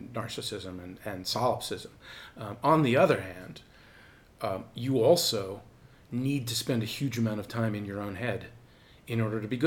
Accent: outside of Boston, Massachusetts, United States; I grew up outside of Boston

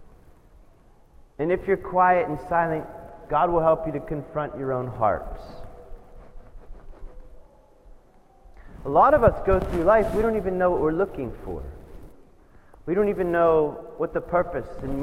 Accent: United States; as an American

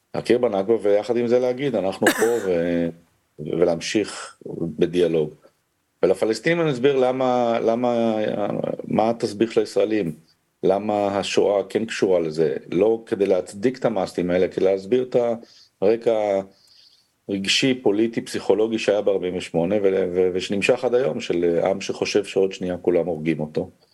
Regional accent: Israel; אני קודם כל לא פלסטיני, אני ישראלי

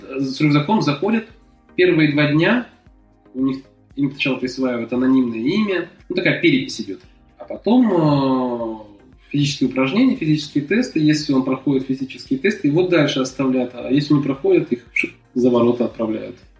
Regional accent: Kazakhstan; moved away as an adult; я из Казахстана

